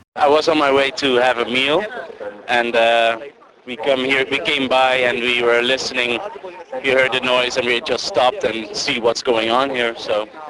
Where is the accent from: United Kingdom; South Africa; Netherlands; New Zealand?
Netherlands; English is a second language; moved away as an adult; now in Madison, United States; I'm from the Netherlands